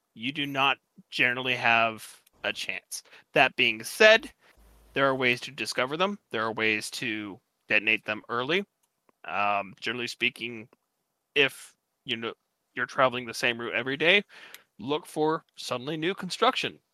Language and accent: English; United States; I'm American